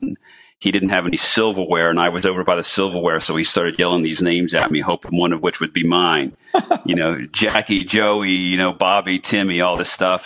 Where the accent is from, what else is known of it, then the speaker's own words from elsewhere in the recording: New Smyrna Beach, Florida, United States; my hometown of New Smyrna Beach, Florida